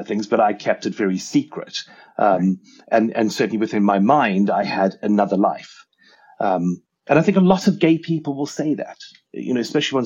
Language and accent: English; Zimbabwe; moved away; also born or lived in Oxford, United Kingdom / Leicester, United Kingdom; I was born in Rhodesia, and I was raised on a farm.